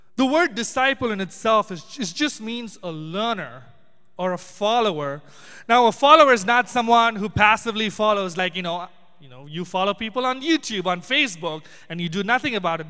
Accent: Chennai, Tamil Nadu, India; I'm from Chennai, which is down south

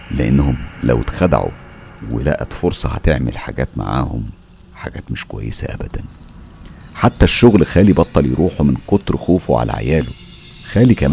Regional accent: Biskra, Biskra Province, Algeria; من الجزائر وبالضبط من ولاية بسكرة

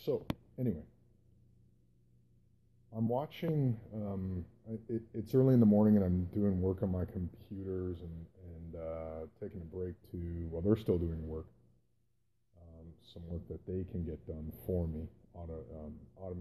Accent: Canada; also born or lived in Calgary, Alberta, Canada; I grew up in Canada

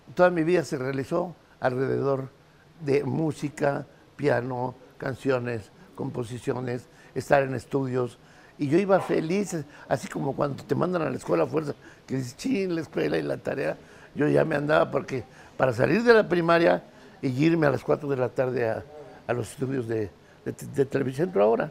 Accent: Mexico City, Mexico; yo vivía por allá por el barrio de la Lagunilla

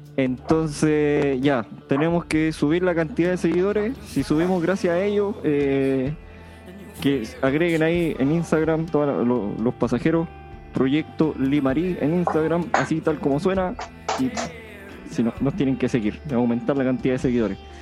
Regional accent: Punitaqui, Coquimbo, Chile; Yo, que soy de Punitaki

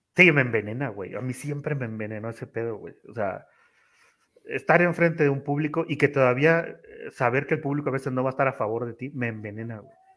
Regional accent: Tampico, Tamaulipas, Mexico; moved away as an adult; now in Mexico City, Mexico; yo soy de Tamaulipas, pero radico en la Ciudad de México

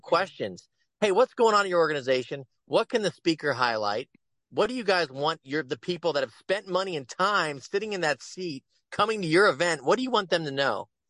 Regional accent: Cincinnati, Ohio, United States; my hometown of Cincinnati, where I grew up

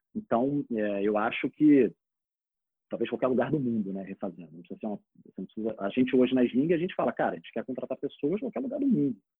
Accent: Rio de Janeiro, Brazil; eu sou do Rio

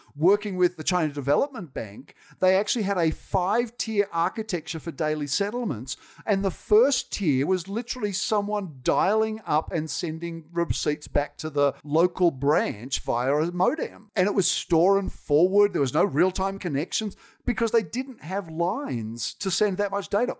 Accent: Australia; accent: Australian; moved away as an adult; now in United States; I will never not have been Australian. And you can tell from my accent, that ain't going away

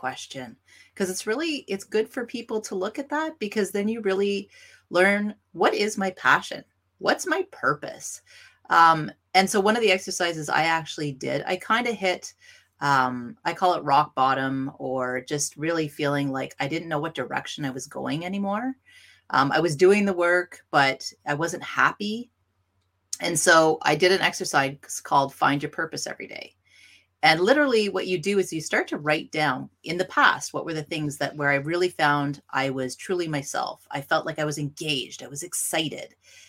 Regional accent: Northern Ontario, Canada; I'm from Northern Ontario and we love hockey.

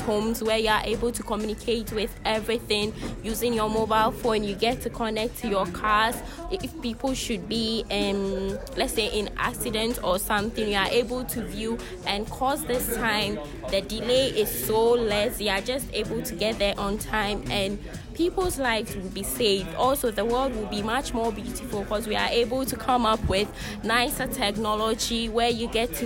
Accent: Ghana; from Ghana, as he said, Team Ghana

